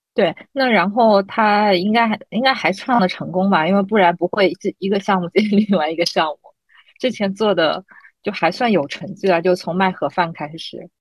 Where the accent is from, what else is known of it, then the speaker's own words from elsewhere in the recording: Shanghai, China; 我们三个其实应该都算土生土长的那个上海人